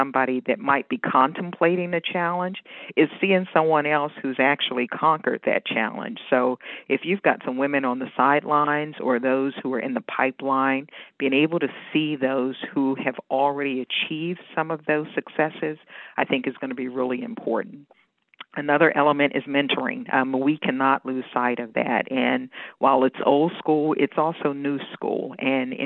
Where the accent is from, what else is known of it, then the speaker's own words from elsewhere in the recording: Washington, District of Columbia, United States; moved away as an adult; also born or lived in Northern Virginia / Maryland; now in Pennsylvania, United States; I was born and raised in Washington, D.C., and I'm a product of D.C. Public Schools